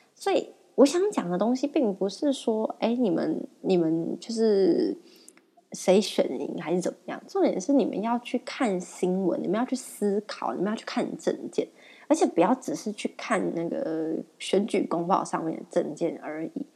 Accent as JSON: {"language": "Chinese", "country": "Taiwan", "said": "我们台湾人"}